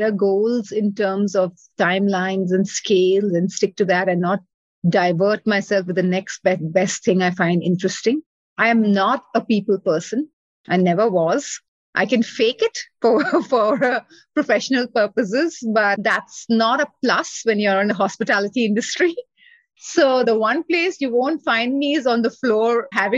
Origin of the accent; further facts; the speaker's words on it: India; now in Chicago, United States; I grew up in India